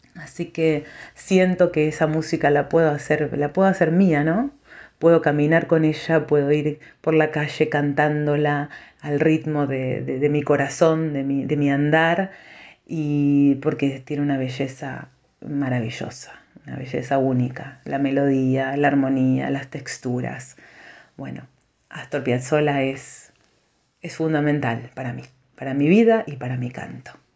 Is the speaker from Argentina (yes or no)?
yes; Bragado, Buenos Aires Province, Argentina; also born or lived in Chivilcoy; Yo viajaba desde mi ciudad natal, Bragado, hasta Chivilcoy